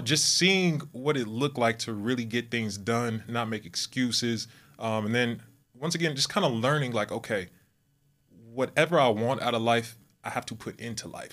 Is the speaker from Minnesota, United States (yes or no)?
no; Southern California, United States; moved away as an adult; now in Texas, United States; I'm from California, Southern California, mm-hmm. uh, born and raised, and now I am located in Texas